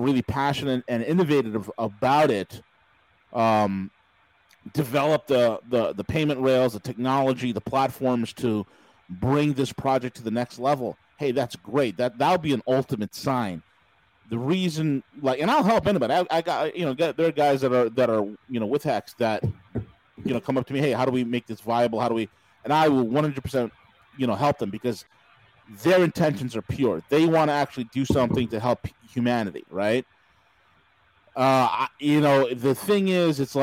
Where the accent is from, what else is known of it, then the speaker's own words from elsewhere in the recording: New York, United States; I'm from New York. I'm from New fucking York.